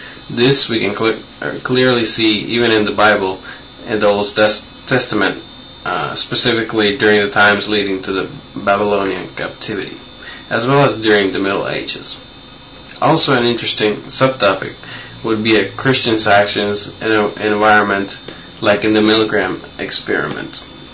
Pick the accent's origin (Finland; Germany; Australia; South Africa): Finland; English is a second language; also born or lived in United States; I'm 16. I'm from Finland. A year ago, my family and I moved from the USA to Finland. And in the USA, we had lived for 5 years.